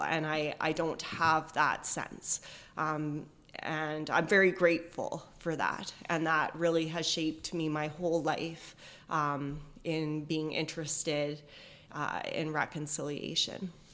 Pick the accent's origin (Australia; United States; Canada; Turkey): Canada; Edmonton, Alberta; now in Chilliwack, Canada; I grew up in Edmonton